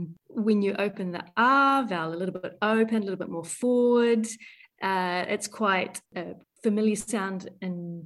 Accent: New Zealand; accent: New Zealand; moved away as an adult; also born or lived in London, United Kingdom; now in Netherlands; I am a New Zealander currently living in Europe in the Netherlands.

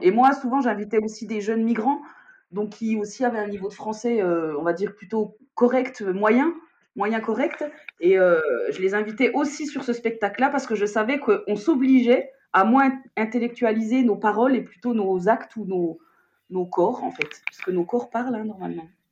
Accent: Besançon, Bourgogne-Franche-Comté, France; je m'éloigne d'où je suis, de Besançon

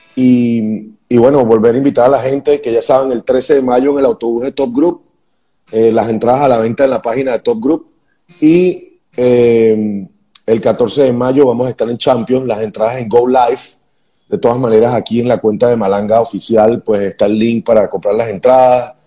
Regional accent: Venezuela; moved away as an adult; como venezolanos

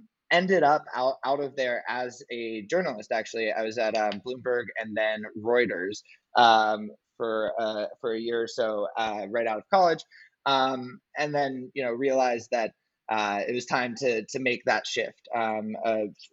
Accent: Santa Monica, California, United States; also born or lived in New York; I'm born and raised in Santa Monica, California

